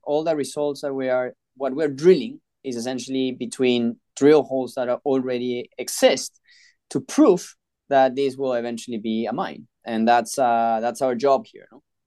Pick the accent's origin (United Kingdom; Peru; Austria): Peru; I was born and raised in Peru